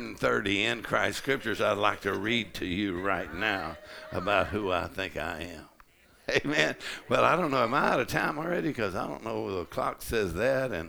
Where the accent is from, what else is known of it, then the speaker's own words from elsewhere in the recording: Texas, United States; I'm from Texas